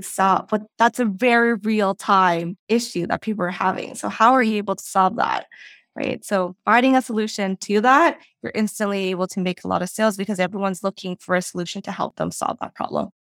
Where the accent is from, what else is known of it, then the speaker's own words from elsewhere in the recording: Vancouver, British Columbia, Canada; moved away as an adult; now in Toronto, Canada; Vancouver is where I originally grew fo-, uh, grew up